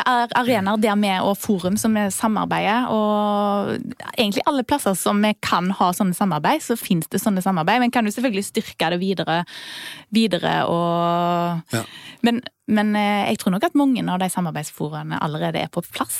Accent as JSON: {"language": "Norwegian", "town": "Vindafjord", "region": "Rogaland", "country": "Norway", "said": "Rundt omkring der jeg kommer fra, f.eks. Vindafjord kommune"}